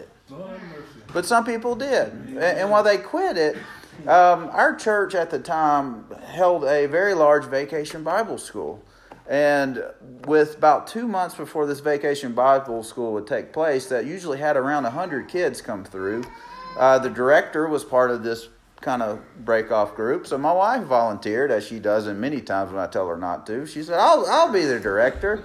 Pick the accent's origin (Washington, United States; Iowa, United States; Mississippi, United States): Mississippi, United States; Meridian; moved away as an adult; we actually relocated to Meridian, Mississippi, my hometown